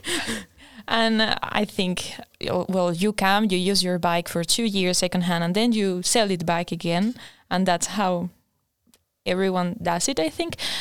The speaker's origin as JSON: {"language": "English", "country": "Spain", "moved": "as an adult", "lives_now": "Linköping, Sweden", "said": "I'm from Spain"}